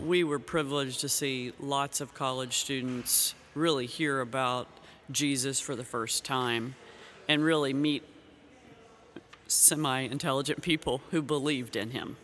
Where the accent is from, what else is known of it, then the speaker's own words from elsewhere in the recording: Kentucky, United States; moved away as an adult; also born or lived in Ukraine; now in Xenia, United States; I grew up in Kentucky.